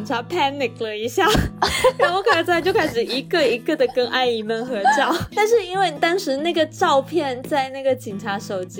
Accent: China; 一听到我们是从中国来的就很兴奋

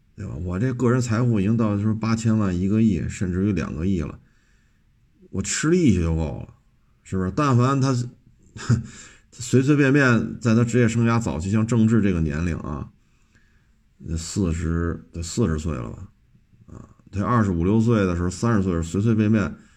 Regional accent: Beijing, China; 我这生在这儿，长在这儿

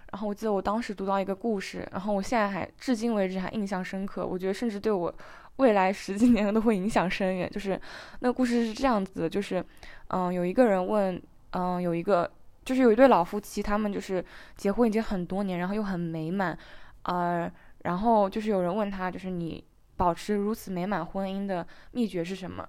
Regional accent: China; 对我们中国人来讲

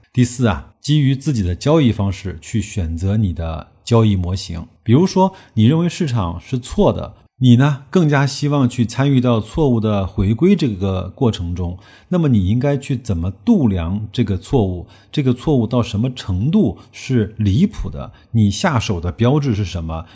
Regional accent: China; 我们中国人

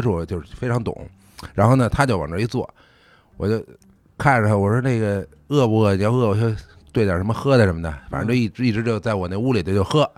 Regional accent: Beijing, China; 因为我从小是北京长大嘛

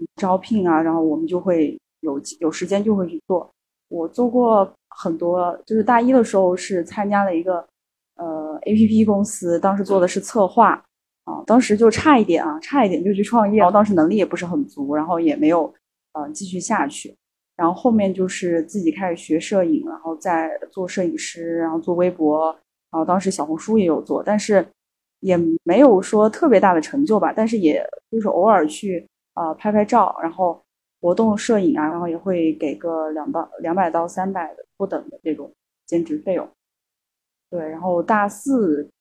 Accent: Kunming, Yunnan, China; moved away as an adult; now in Hangzhou, China; 也是第一次到杭州嘛，然后我老家是昆明的，对，呃，云南昆明

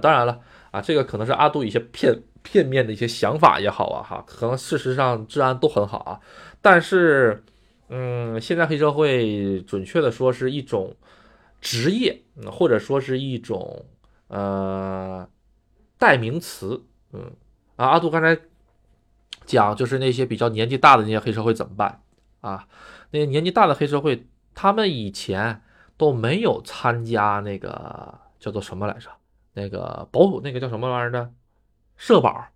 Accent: China; now in Japan; 咱们中国人的思想就是该花花，该，该省省

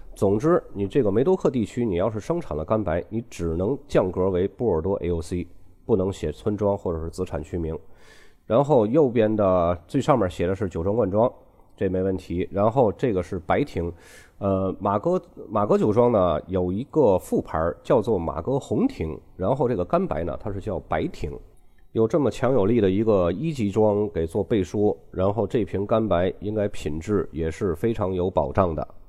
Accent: China; 我们中国人啊，总喜欢把公司的名字做得很大一样

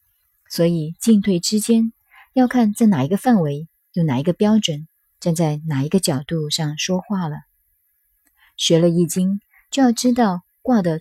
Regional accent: China; 所以，我们中国人。动辄称道上古如何，认为越到后来人越堕落越腐化

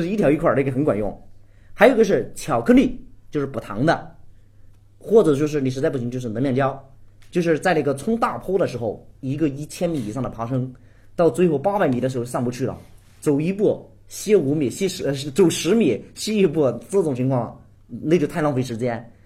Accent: Guizhou, China; 我们家呢是那个贵州的， 我从小就在山区长大， 那个时候家庭条件比较穷

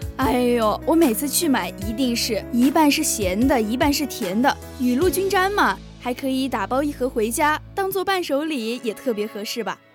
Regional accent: Gansu, China; moved away as an adult; now in Xiamen, China; 我们那边就干素嘛，还算比较早去下雪的

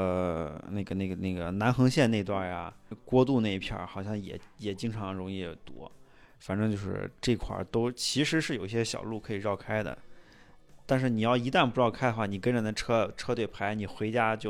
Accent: Xi'an, Shaanxi, China; 太平峪，大家就是作为西安人啊，人生人生中去过一两次就行了。

